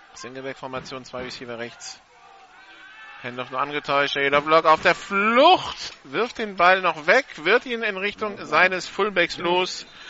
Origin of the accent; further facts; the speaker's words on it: Hamburg, Germany; Der gebürtige Hamburger